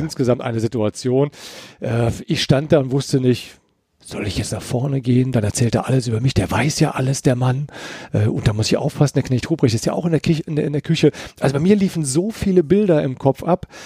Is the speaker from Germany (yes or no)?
yes; Eifel, Germany; ich bin ja in, in der Eifel groß geworden